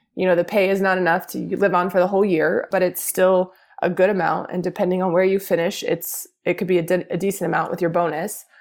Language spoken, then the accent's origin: English; Houston, Texas, United States; I born and raised in Houston